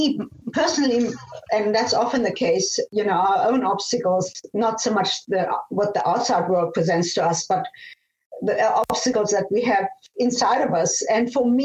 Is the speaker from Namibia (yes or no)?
yes; Namibia; moved away; also born or lived in Austria / Germany / South Africa; I was born in Austria, and I grew up in Namibia, now called Namibia, was then Southwest Africa